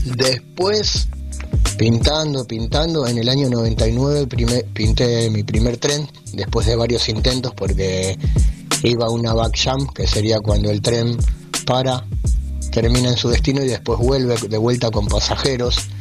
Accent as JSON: {"language": "Spanish", "area": "Burzaco / Claypole", "region": "Buenos Aires", "country": "Argentina", "tie": "born or raised there", "said": "yo me quería acá en Bursaco, en el barrio de Las Rosas, de ahí nos fuimos al barrio de Noriones, yo te hablo de chico, ¿no? A los 3, 4 años. Empecé la escuela ahí, en Claypole"}